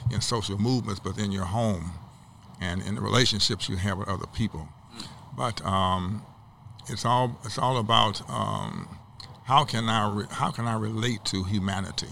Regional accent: St. Louis, Missouri, United States; I was from St. Louis, Missouri

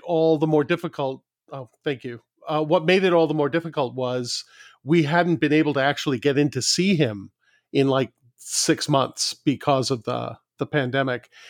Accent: New York City, New York, United States; moved away; I grew up in New York City

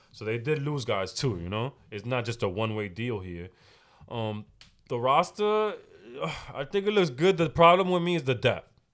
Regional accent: New York, United States; I'm from New York

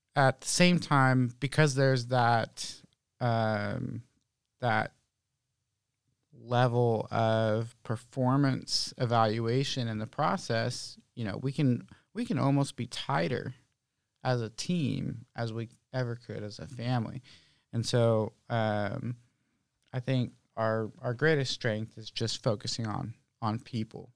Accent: Oakland, California, United States; now in Santa Rosa, United States; Originally, I'm from Oakland

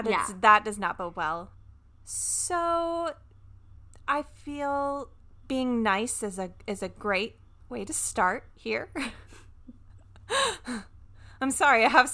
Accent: the South, United States; I'm from the South.

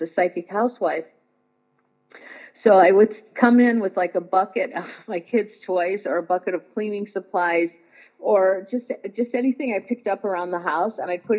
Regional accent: Indiana, United States; now in Los Angeles, United States; And I came to Los Angeles from Indiana to do that.

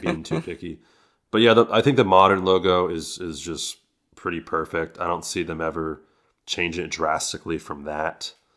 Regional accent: San Francisco Bay Area, California, United States; I'm from the Bay Area

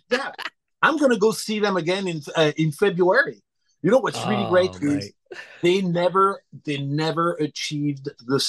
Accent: Clermont-Ferrand, Auvergne-Rhône-Alpes, France; English is a second language; moved away as an adult; now in Los Angeles, United States; I was born in Clermont-Ferrand, which is in the Auvergne region in central France, in the Massif Central, about halfway between Paris and Marseille.

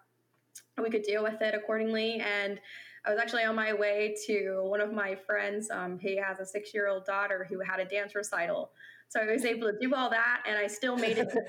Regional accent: Maryland, United States; moved away as an adult; now in Florida, United States; my hometown in Maryland.

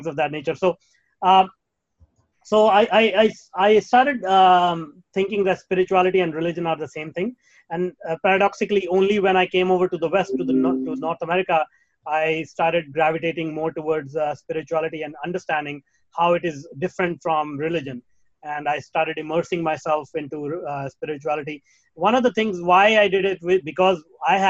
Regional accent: India; moved away; Well, I was born in India. I was raised in India.

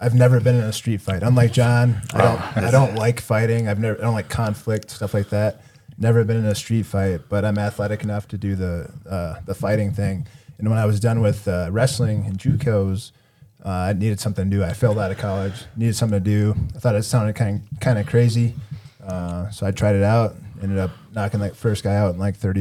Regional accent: Harrisburg, South Dakota, United States; I grew up in Harrisburg, South Dakota, which is like 3 or 4 miles from Sioux Falls

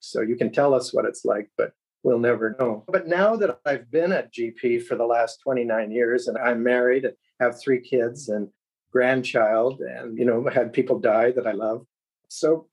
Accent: Sarnia, Ontario, Canada; moved away as an adult; also born or lived in London, Ontario; now in Cambridge, Canada; born about a mile away from the United States in Sarnia, Ontario, right on the border, just above Detroit. So I grew up on American television and radio

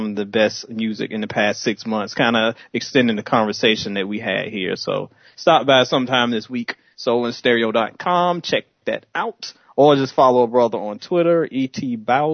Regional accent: Southern Virginia, United States; now in Alabama, United States; I live in Alabama, but I'm originally from Southern Virginia

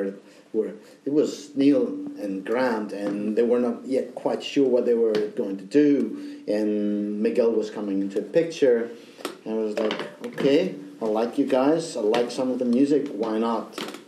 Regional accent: Athens, Attica, Greece; now in Scotland; Originally I come from Athens, Greece

